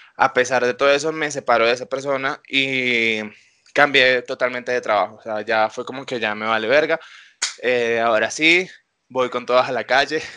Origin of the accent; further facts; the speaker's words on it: Venezuela; now in Colombia; como todos los venezolanos